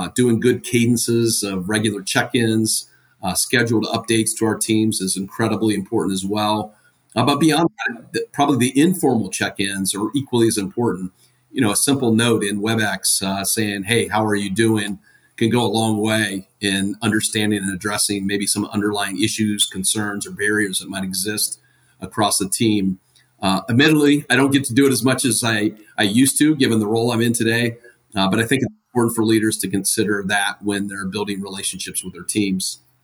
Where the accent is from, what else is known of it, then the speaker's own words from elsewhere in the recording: Ohio, United States; now in Atlanta, United States; I'm originally from Ohio